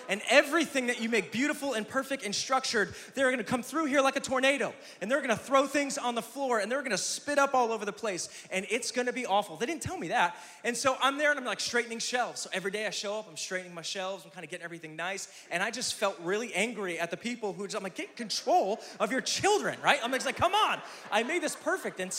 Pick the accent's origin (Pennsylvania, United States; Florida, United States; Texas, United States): Pennsylvania, United States; Scranton; now in Tulsa, United States; I came here from Scranton, Pennsylvania, the electric city.